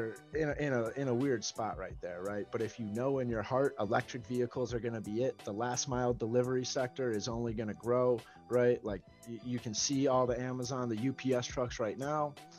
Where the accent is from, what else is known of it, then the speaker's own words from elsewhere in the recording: Chicagoland area, Illinois, United States; Midwest, right? Right, Chicagoland area